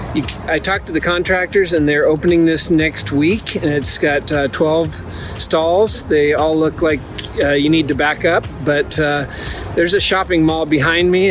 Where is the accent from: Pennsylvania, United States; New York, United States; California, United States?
California, United States; Santa Barbara; this is my hometown of Santa Barbara, California